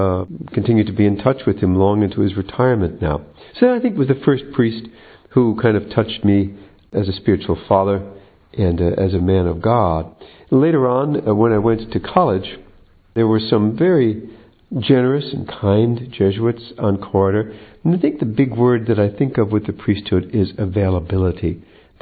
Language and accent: English; United States; I was raised in the United States